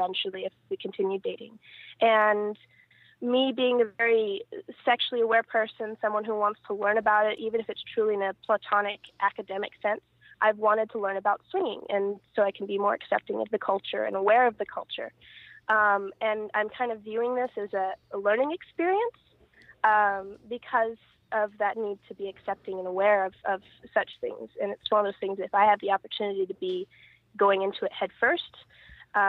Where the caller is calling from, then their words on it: Riverside, California, United States; I'm calling from Riverside, California